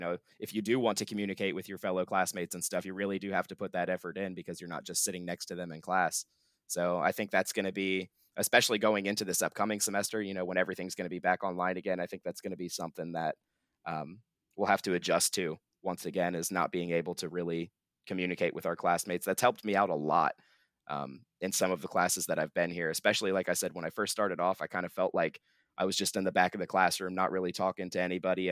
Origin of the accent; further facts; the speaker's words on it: Troy, Ohio, United States; I'm from Troy.